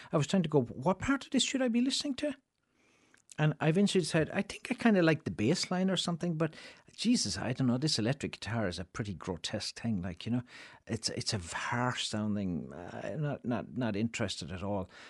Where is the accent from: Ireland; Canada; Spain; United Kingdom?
Ireland; moved away as an adult; also born or lived in Chicago, United States